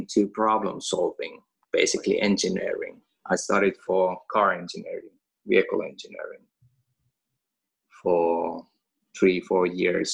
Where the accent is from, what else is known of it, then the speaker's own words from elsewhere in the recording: Finland; first language Finnish; English is a second language; now in Åland, Finland; Finnish, which is my native language